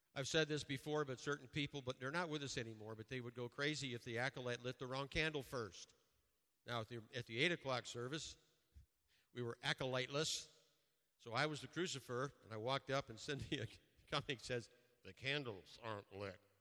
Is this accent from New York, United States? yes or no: yes; Western New York, United States; growing up in Western New York in a Roman Catholic church